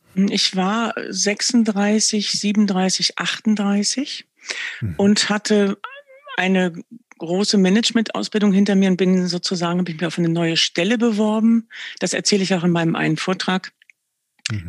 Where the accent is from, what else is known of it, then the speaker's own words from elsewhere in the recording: Verden, Lower Saxony, Germany; Ich bin im Norden groß geworden. Ich empfinde mich auch wirklich als Nordlicht